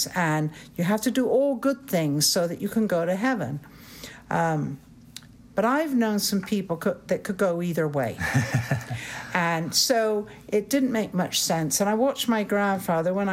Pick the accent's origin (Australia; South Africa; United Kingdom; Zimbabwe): United Kingdom; Bristol, South West England; moved away as an adult; now in United States; I'm from England